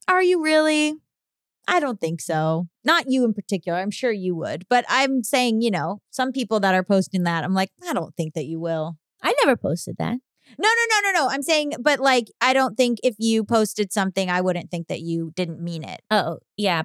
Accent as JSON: {"language": "English", "region": "Florida", "country": "United States", "said": "I'm from Florida"}